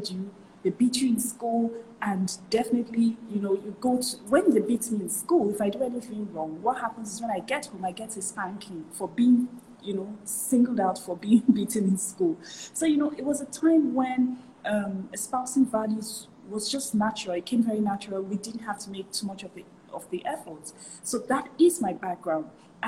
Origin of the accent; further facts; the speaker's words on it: Nigeria; I grew up in a typical Nigerian house